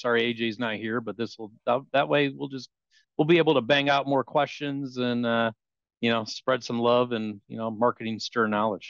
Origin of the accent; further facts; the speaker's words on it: Detroit, Michigan, United States; I'm born and raised a Detroit guy.